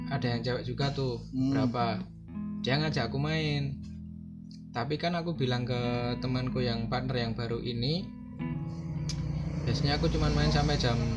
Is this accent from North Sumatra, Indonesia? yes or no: no; Yogyakarta, Special Region of Yogyakarta, Indonesia; dia orang orang Jakarta sedangkan aku orang Jogja